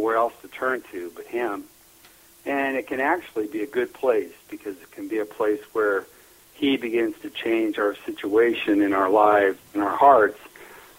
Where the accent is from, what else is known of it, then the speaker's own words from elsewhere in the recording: Nebraska, United States; also born or lived in Lincoln, Nebraska; I was born and raised in Neely, Nebraska, up in northeast Nebraska